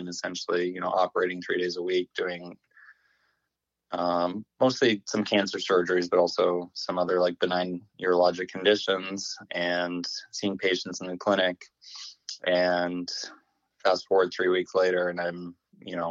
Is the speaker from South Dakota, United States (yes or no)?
yes; Yankton, South Dakota, United States; moved away as an adult; also born or lived in Iowa; now in Long Island, New York, United States; I was born and raised in Yankton, South Dakota.